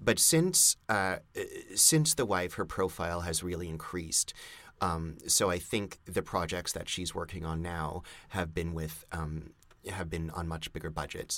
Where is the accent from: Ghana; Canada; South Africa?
Canada; Montreal, Quebec; moved away; when I grew up in Montreal